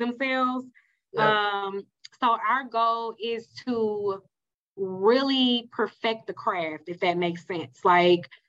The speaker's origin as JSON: {"language": "English", "region": "Mississippi", "country": "United States", "accent": "country", "said": "I'm country, I'm from Mississippi, so I have an accent"}